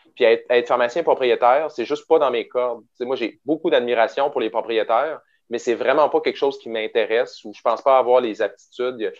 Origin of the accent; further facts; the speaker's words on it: Quebec City, Quebec, Canada; je viens de Québec à l'origine. Fait que j'ai grandi à Beauport, euh, qui est, un, qui est la banlieue de Québec